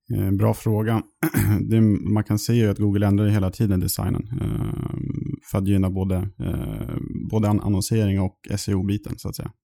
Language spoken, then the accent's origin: Swedish; Sundsvall, Västernorrland County, Sweden; moved away as an adult; now in Stockholm, Sweden; född och uppväxt i Sundsvall eh, i Norrland och flyttade hit ner till Stockholm för drygt sju år sedan.